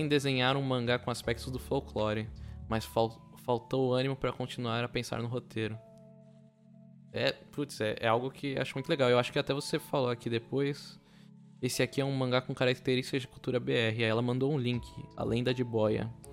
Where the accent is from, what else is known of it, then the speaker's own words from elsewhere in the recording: São Vicente, São Paulo, Brazil; eu sou de São Vicente, que é perto de Santos